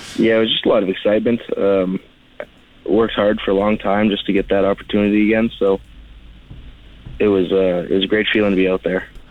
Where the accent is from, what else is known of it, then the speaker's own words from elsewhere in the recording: Swift Current, Saskatchewan, Canada; I'm from Swift Current, Saskatchewan.